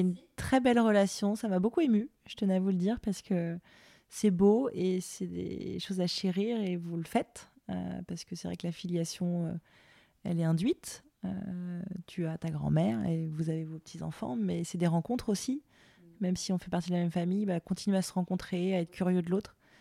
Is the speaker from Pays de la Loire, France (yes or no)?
yes; Le Mans, Pays de la Loire, France; moi je viens du Mans, il y a les Alpes Mancelles